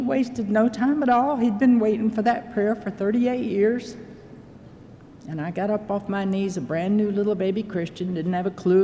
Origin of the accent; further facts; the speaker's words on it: Oklahoma City, Oklahoma, United States; moved away as an adult; also born or lived in Florida; went back to my hometown of Oklahoma City